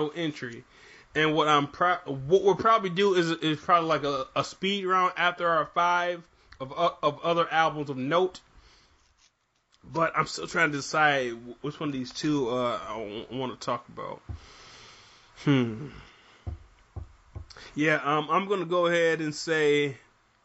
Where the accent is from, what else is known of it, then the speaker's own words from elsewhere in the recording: Michigan, United States; even though I'm from Michigan